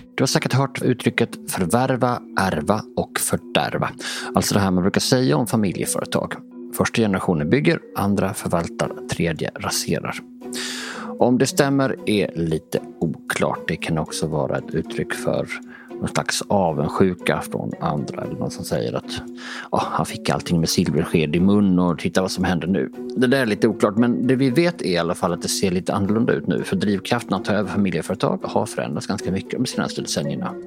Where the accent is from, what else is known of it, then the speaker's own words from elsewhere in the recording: Båstad, Skåne, Sweden; now in Stockholm, Sweden; Själv är jag uppvuxen på en gård utanför Båstad